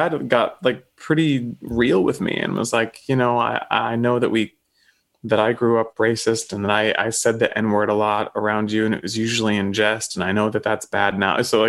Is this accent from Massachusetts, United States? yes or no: no; Texas, United States; growing up in Texas